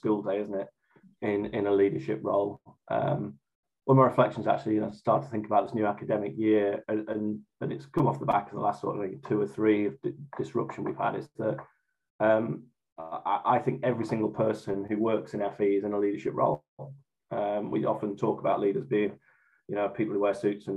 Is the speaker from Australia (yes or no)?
no; Morecambe, North West England, United Kingdom; moved away as an adult; also born or lived in Newcastle upon Tyne; now in Great Yarmouth, United Kingdom; I'm originally from Morecambe up in Lancashire